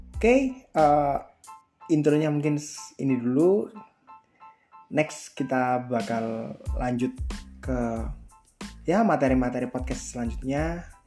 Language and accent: Indonesian; Malang, East Java, Indonesia; Gue kelahiran Malang tahun 22 Juli tahun 2000. Gue asli Malang